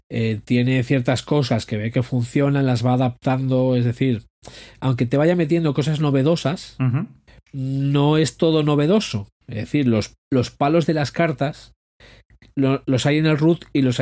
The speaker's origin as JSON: {"language": "Spanish", "region": "Asturias", "country": "Spain", "said": "soy español. ¿Qué quieres? y asturiano"}